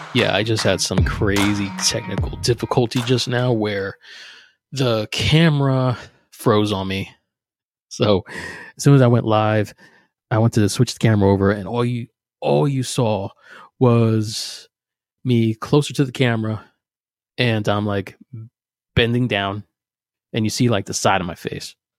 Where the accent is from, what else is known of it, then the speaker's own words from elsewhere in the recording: New Jersey, United States; moved away; also born or lived in Pennsylvania; I'm from Jersey, I'm from South Jersey, right outside of Philly.